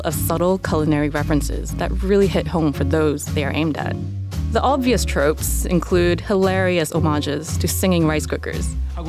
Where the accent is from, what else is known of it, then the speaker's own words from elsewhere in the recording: Canada; moved away; also born or lived in Hong Kong; I grew up in Canada